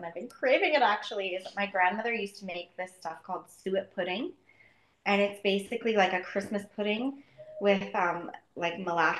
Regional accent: Tofield, Alberta, Canada; I grew up in Tofield, Alberta

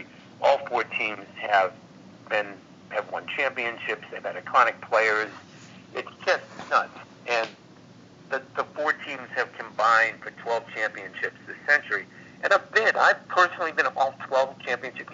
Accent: Cambridge, Massachusetts, United States; also born or lived in Somerville, Massachusetts; when I was a kid, growing up in Cambridge

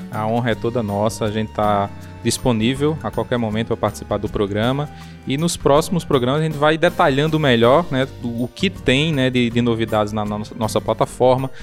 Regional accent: Serra do Mel, Rio Grande do Norte, Brazil; minha infância foi na Serra do Mel

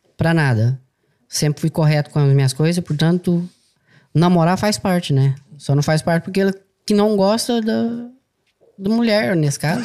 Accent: Goiânia, Goiás, Brazil; now in Portugal; Nasci em, eh, em Goiás

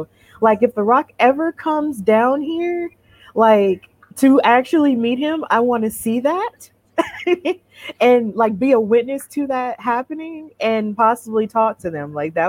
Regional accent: Alabama, United States; I also love the fact that he's from Alabama. You know, shout out to my home state.

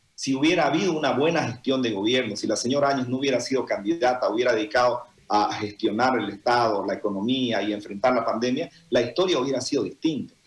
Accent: Santa Cruz, Bolivia; nosotros como cruceños

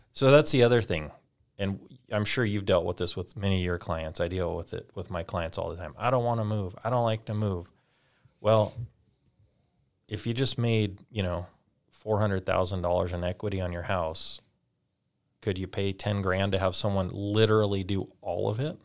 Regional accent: California, United States; moved away as an adult; now in North Idaho, United States; we're originally from California, so that's where that all started. When we moved to North Idaho, little over two years ago

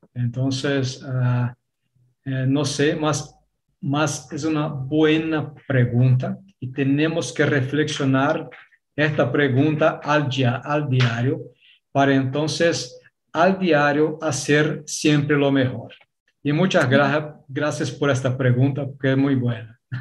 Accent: Brazil; Spanish is a second language; puedo decir que soy brasileño porque ah, algún papel, alguna cosa, nací, nací por acá

